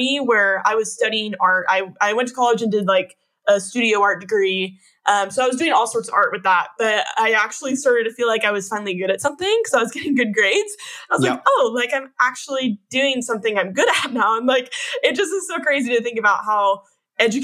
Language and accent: English; Northern Sacramento area, Northern California, United States; I was born and raised in Northern California, up in like the Northern Sacramento area